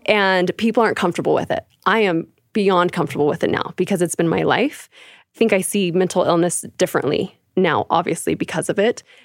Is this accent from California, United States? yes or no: yes; California, United States; also born or lived in Arizona; now in Calgary, Canada; I'm originally from California. I was raised there, actually, on a cute little strawberry patch